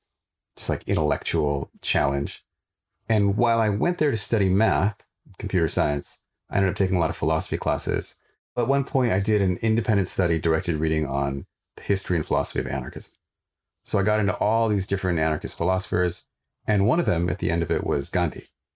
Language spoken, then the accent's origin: English; Sequim, Washington, United States; So I grew up in Squim, Washington, rural Washington state. I was one of the only people of color. And so I didn't really relate to being Indian.